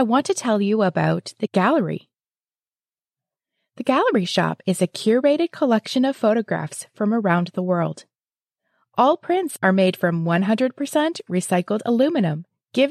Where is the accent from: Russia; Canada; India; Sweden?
Canada; London, Ontario; here in my hometown of London, Ontario